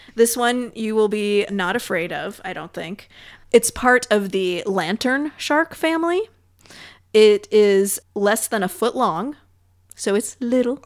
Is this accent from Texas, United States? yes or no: no; California, United States; I grew up in California.